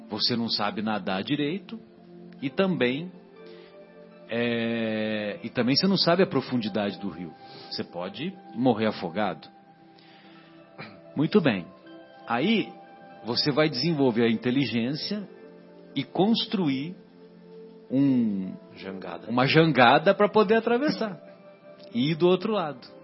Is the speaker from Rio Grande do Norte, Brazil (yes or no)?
no; São José do Rio Pardo, São Paulo, Brazil; Lá na minha cidade, em São José do Rio Pardo, que amanhã eu irei para lá